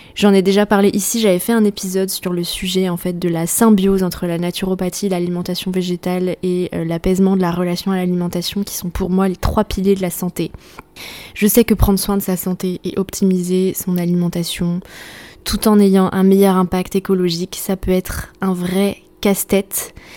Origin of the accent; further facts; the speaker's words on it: Brittany, France; je suis bretonne